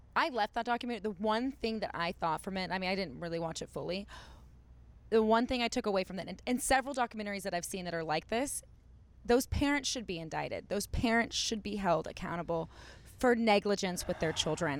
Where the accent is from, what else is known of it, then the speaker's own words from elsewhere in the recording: Dallas, Texas, United States; now in Los Angeles, United States; I grew up in Dallas